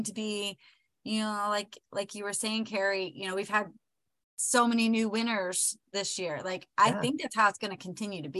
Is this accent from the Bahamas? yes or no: no; Oklahoma, United States; We're both from Oklahoma